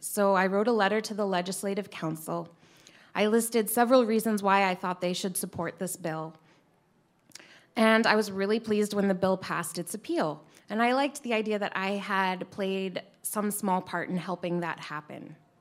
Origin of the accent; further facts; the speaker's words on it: Massachusetts, United States; also born or lived in Harpswell, Maine / Topsham, Maine; now in Maine, United States; even though I grew up in Massachusetts, my ancestors are historically from Harpswell and Topsom.